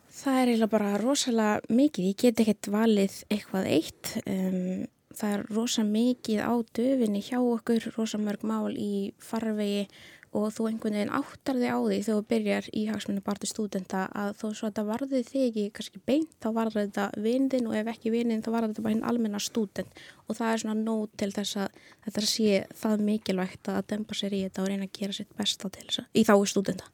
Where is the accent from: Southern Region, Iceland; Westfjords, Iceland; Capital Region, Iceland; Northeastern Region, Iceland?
Westfjords, Iceland; Ísafjörður; also born or lived in El Salvador; kem frá El Salvador, er fætt þar og kem hinga til Íslands þegar ég er fjögur ára gumil á fymta ári Já. og við fjölskyldan flytjum til Ísafjörðar. Þannig ég ólst þar upp